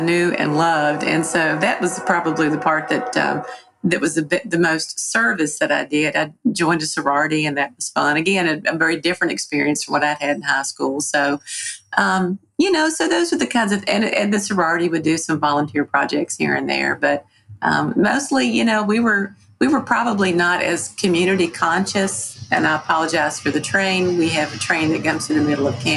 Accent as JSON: {"language": "English", "town": "Dublin", "region": "Virginia", "country": "United States", "tie": "born or raised there", "lives_now": "Emory, United States", "said": "I grew up in Southwest Virginia, mostly. I went to Pulaski County High School, which is in Dublin, Virginia"}